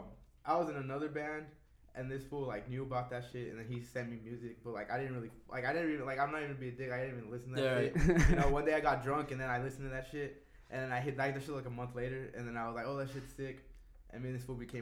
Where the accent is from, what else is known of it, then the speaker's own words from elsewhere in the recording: Rialto, California, United States; where I'm from Rialto. Like